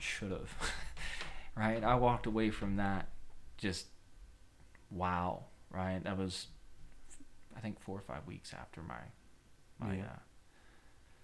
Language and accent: English; Ogden, Utah, United States; my hometown, Ogden, Utah